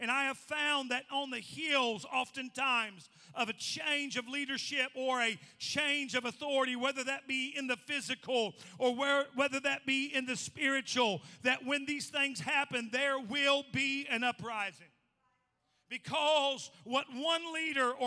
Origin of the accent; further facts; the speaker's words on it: Indiana, United States; I'm from Indiana